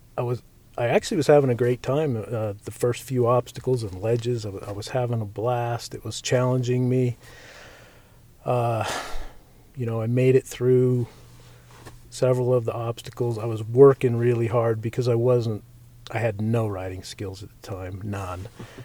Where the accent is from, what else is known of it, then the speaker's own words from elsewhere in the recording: Utah, United States; also born or lived in Nevada / Mountain Home, Idaho / Montana / Phoenix; I'm 52, and basically I'm from here in Utah. My dad was in the Air Force when I was a kid, so we moved around a lot. Spent some time in Vegas, Mountain Home, Idaho, Montana, Phoenix, Germany, just lots of different places.